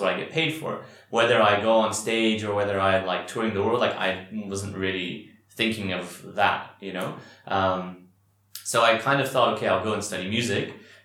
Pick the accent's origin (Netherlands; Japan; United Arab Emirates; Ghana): United Arab Emirates; Dubai; also born or lived in Qatar; now in Bahrain; I was raised in Dubai